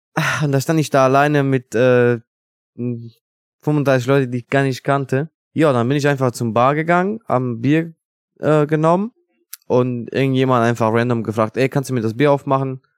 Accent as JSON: {"language": "German", "country": "Italy", "second_language": "German", "moved": "yes", "lives_now": "Germany", "said": "bei uns in Italien"}